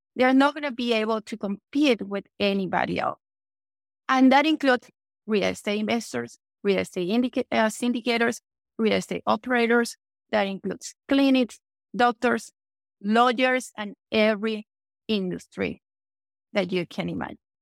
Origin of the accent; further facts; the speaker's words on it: Venezuela; English is a second language; moved away as an adult; also born or lived in Panama; now in United States; English is not my first language because I was born in Venezuela